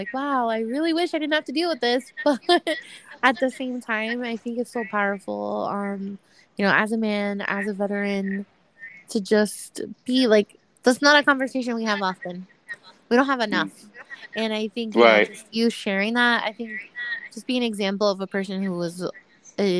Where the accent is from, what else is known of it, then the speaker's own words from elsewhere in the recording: United States; I am from the U.S. I live like an hour north of New York City